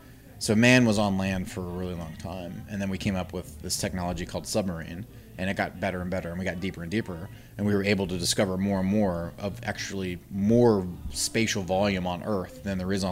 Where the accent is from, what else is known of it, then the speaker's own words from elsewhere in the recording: the South, United States; I feel like living in the South sometimes. I grew up in the South.